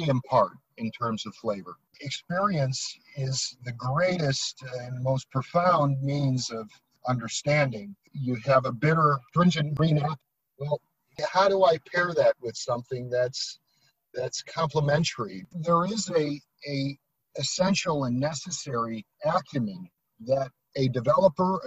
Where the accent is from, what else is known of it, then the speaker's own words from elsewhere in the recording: United States; as a Westerner, as an American